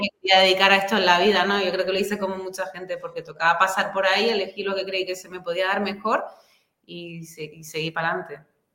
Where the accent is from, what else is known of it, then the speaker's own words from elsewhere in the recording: Santa Cruz de Tenerife, Canary Islands, Spain; also born or lived in Madrid; soy de Tenerife. Yo nací aquí, mi familia es de aquí y casi siempre he vivido aquí